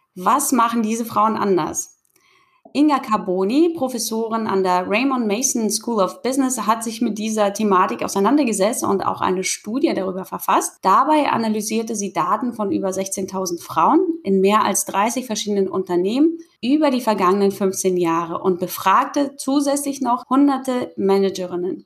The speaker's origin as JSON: {"language": "German", "area": "the North", "region": "Northern Germany", "country": "Germany", "said": "komme ich aus dem Norden und kann mir manchmal das Moin Moin eben nicht verkneifen."}